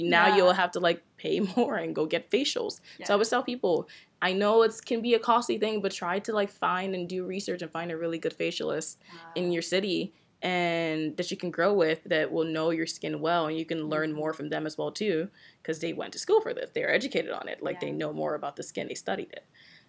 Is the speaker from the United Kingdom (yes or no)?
no; Nigeria; So I'm Nigerian, and my tribe is Yoruba, which is the originate of my name as well, too